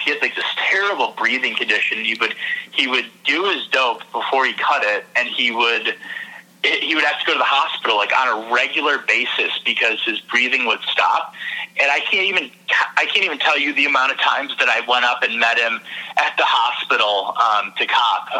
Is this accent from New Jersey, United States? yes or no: no; Michigan, United States; moved away as an adult; also born or lived in New York; I'm in Michigan now, and I'm originally from Michigan